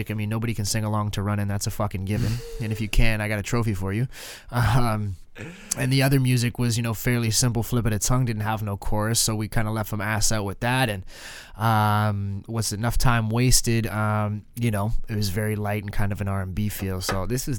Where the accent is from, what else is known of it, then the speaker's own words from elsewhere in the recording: Canada; I'm Canadian